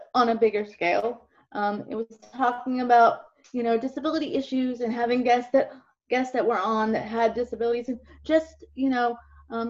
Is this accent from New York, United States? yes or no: no; Jacksonville, Florida, United States; I'm from Jacksonville, Florida